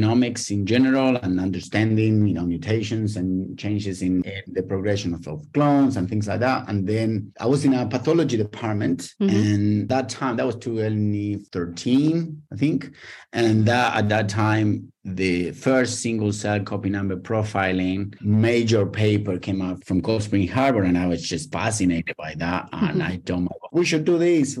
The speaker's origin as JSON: {"language": "English", "country": "Argentina", "tie": "born or raised there", "moved": "as an adult", "lives_now": "Australia", "said": "I was born in Argentina, and where I did my PhD in plants genetics"}